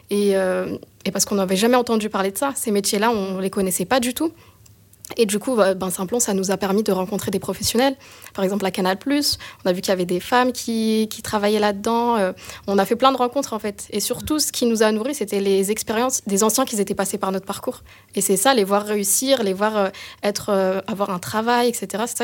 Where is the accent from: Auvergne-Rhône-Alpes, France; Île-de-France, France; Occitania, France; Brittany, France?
Île-de-France, France; Noisy-le-Sec; j'ai 32 ans, je viens de Noisy-le-Sec